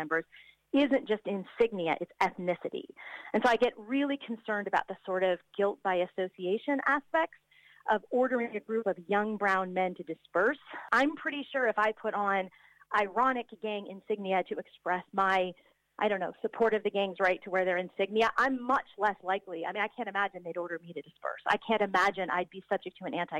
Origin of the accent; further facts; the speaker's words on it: United States; moved away; I'm an American who grew up in the 1980s